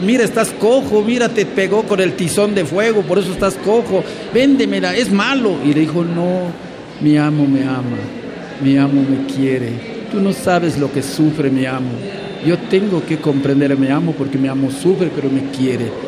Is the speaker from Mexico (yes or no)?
yes; Campeche, Mexico; vengo de un pueblo, no vengo de la capital del Estado, yo vengo de un pueblo, de un pueblo de origen maya